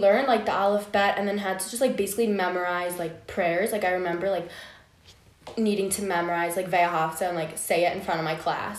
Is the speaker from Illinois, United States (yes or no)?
yes; Chicago, Illinois, United States; I'm from Chicago.